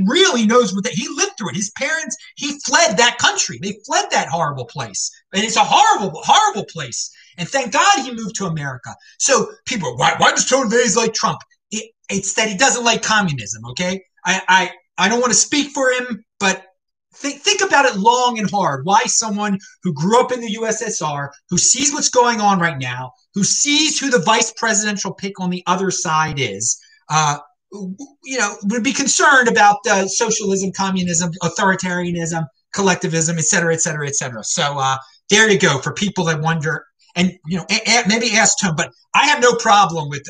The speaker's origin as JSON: {"language": "English", "town": "Baltimore", "region": "Maryland", "country": "United States", "tie": "born or raised there", "also_born_or_lived": "Asheville, North Carolina", "moved": "yes", "said": "I grew up in Baltimore"}